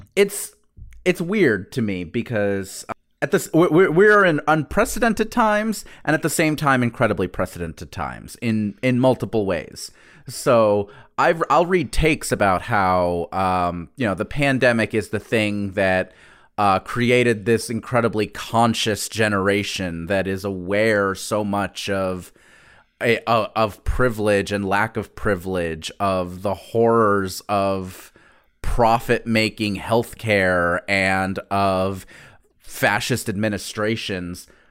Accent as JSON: {"language": "English", "region": "the South", "country": "United States", "tie": "born or raised there", "said": "I'm proud to have grown up in the South"}